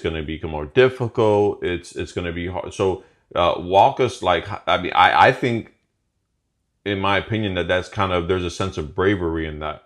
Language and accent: English; Chicago, Illinois, United States; moved away as an adult; now in Florida, United States; we were both born and raised in Chicago